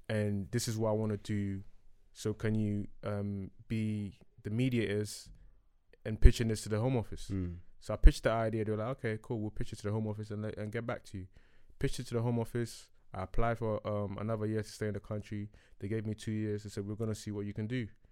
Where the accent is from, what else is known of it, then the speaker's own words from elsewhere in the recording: Ghana; moved away; I was born in Ghana